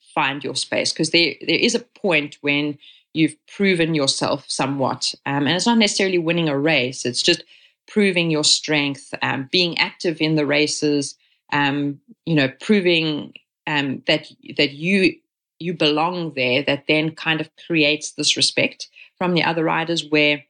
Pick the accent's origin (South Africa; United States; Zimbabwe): South Africa; first language English; moved away as an adult; now in Catalonia, Spain; growing up in South Africa